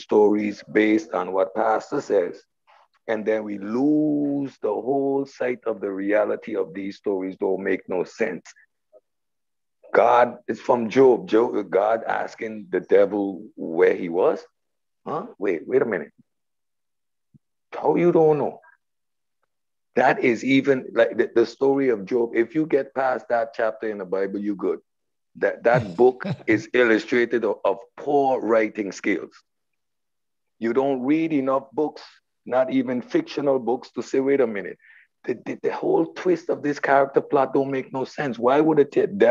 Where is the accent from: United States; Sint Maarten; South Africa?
Sint Maarten; I'm from St. Martin, Dutch West Indies